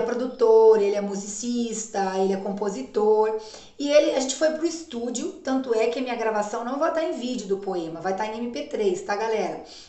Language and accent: Portuguese; Paraná, Brazil; eu sou metade paraibana, metade paranaense, né? Sou uma paranaense em pé vermelho